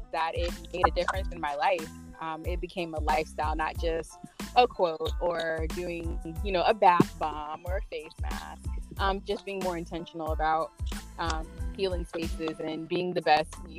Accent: Tampa, Florida, United States; also born or lived in Tallahassee, Florida; I am originally from Tampa, Florida. Living here between Tampa and Tallahassee for most of my life

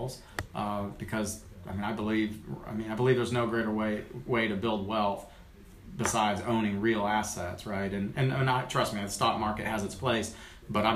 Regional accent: Summerville, South Carolina, United States; now in North Carolina, United States; Somerville, South Carolina

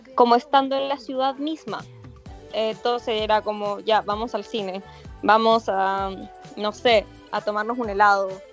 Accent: Chillán, Ñuble, Chile; yo soy de Chillán

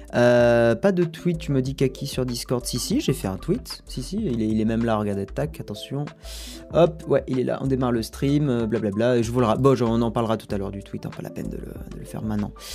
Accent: Toulouse, Occitania, France; je suis toulousain

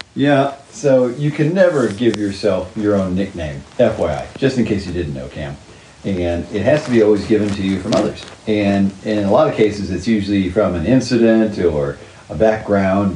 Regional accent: Oklahoma City, Oklahoma, United States; also born or lived in Calgary, Alberta, Canada / Saskatoon, Saskatchewan, Canada; I grew up in Oklahoma, but I played all my hockey after I graduated high school in Canada

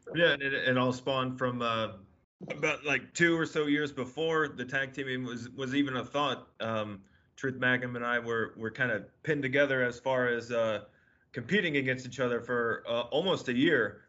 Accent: Chicago, Illinois, United States; also born or lived in San Diego area, California; now in Louisville, United States; me being from the Chicago area

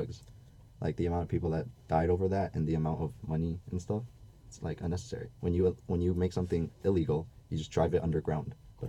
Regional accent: Hong Kong; From Hong Kong.

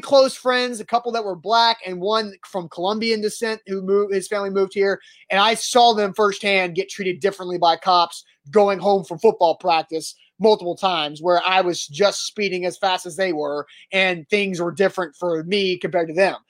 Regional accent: Brentwood, Tennessee, United States; I grew up in Brentwood, Tennessee

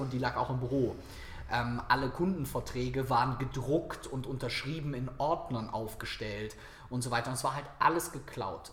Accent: Viersen, North Rhine-Westphalia, Germany; nach Viersen in meine Heimatstadt gefahren

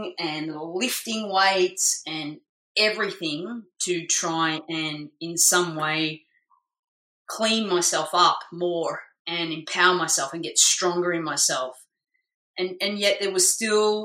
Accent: Melbourne, Victoria, Australia; moved away as an adult; now in Gold Coast, Australia; I decided to move from Melbourne to Queensland, where I live now on the Gold Coast, so move away from my hometown

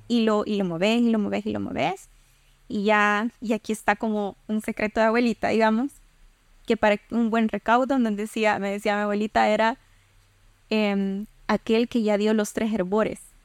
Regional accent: El Salvador

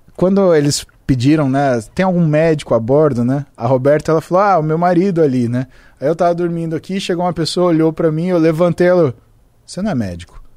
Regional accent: Brazil; sou brasileiro

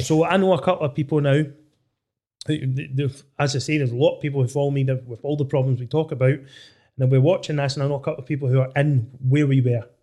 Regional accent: Dunedin, Scotland, United Kingdom; I'm from Dunedin, just across from you

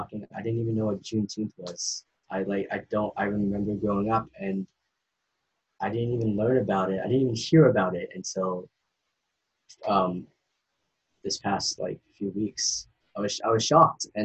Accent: Maine, United States; also born or lived in Asia; I'm from Maine

